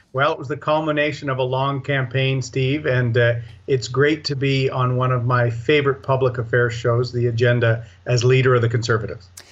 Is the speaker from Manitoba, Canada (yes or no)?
no; Toronto, Ontario, Canada; I, I grew up in the Toronto area